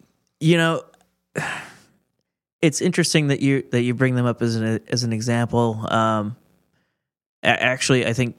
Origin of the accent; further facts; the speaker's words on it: Milwaukee, Wisconsin, United States; So, yeah, I'm from Milwaukee. I've lived here my whole life.